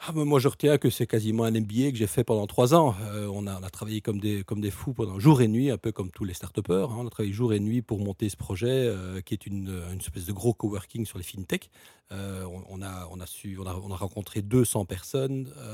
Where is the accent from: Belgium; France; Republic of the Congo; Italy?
Belgium; on est une petite nation, un petit pays euh, multilingue